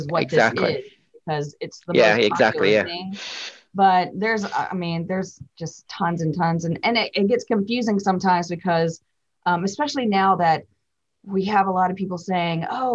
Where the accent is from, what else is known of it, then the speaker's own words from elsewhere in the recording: Memphis, Tennessee, United States; I'm from Memphis